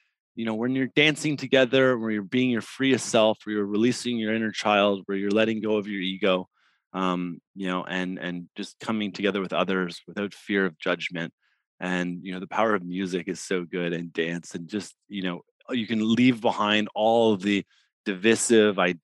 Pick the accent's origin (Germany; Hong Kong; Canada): Canada; Ottawa, Ontario; growing up in Ottawa